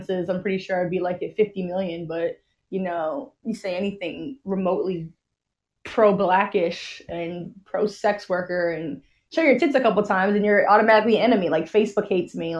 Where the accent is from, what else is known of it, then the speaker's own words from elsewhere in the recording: New York City, New York, United States; moved away as an adult; also born or lived in Boston; now in Canada; I'm from the Bronx, New York